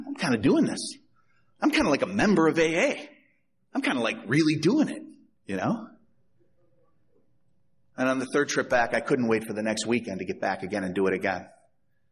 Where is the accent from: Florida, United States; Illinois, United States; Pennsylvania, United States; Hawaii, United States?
Illinois, United States; Chicago; I'm from Chicago